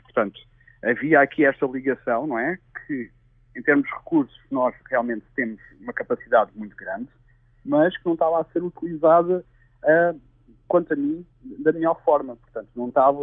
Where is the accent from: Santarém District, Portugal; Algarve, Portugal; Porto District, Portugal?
Algarve, Portugal; Tavira; moved away as an adult; also born or lived in Lisbon; eu sou de Tavira. É, por acaso nasci em, em Lisboa, mas é, vivi lá é, a minha vida toda até aos 19 anos